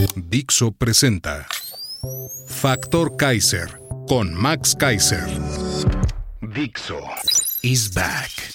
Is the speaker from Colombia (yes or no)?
no; Mexico; nosotros como mexicanos